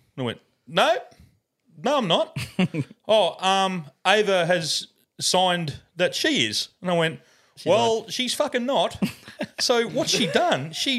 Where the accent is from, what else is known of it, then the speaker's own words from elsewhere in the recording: England, United Kingdom; moved away; we're from England.